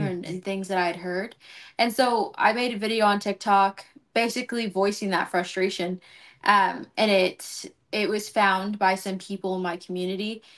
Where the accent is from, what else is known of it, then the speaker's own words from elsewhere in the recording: Los Angeles, California, United States; now in College Station, United States; originally from L